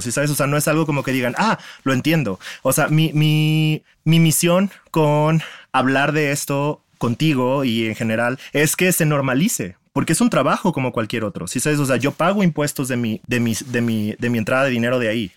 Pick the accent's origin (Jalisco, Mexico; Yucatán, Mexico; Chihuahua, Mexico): Jalisco, Mexico; Guadalajara; soy de Guadalajara, tengo 33 años